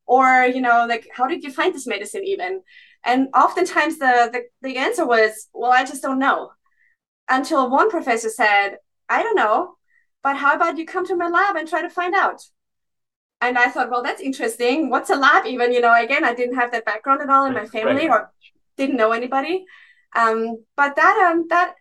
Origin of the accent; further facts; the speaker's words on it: Austria; moved away as an adult; also born or lived in Graz, Austria; now in Boston, United States; I come from a non-medical family. So my whole family are farmers and teachers from the countryside, really, in Austria.